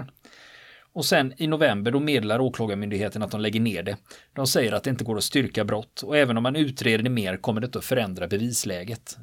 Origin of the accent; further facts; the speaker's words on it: Gothenburg, Västra Götaland, Sweden; jag är ju göteborgare